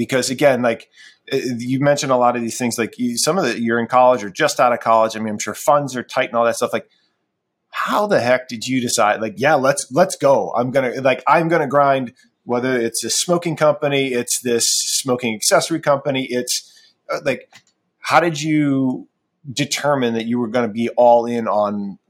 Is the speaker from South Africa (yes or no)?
no; Ohio, United States; And I'm from Ohio, right?